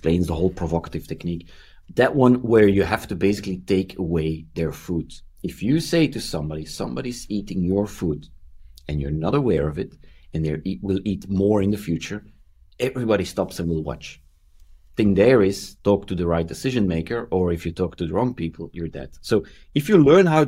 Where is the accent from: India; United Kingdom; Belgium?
Belgium; I'm from Belgium